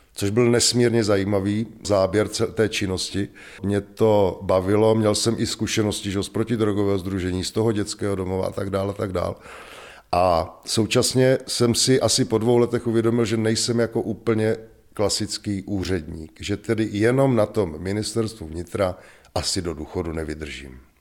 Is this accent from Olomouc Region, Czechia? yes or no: yes; Rapotín, Olomouc Region, Czechia; also born or lived in Šumperk; now in Květná, Czechia; Já pocházím z malé vesnice, kousek od Šumperka, eh, asi budete znát zámek ve Velkých Losinách. A já jsem se narodil tedy v porodnici v Šumperku a nicméně vyrůstal jsem asi pět minut cesty od zámku v Velkých Losinách ve vesnici, která se jmenuje Rapotín.